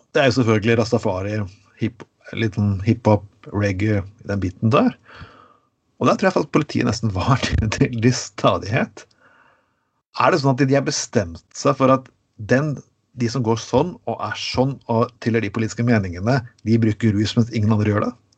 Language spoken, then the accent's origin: Norwegian; Skien, Telemark, Norway; Så jeg vokste opp i et uh, litt bedre område av min hjemby Skien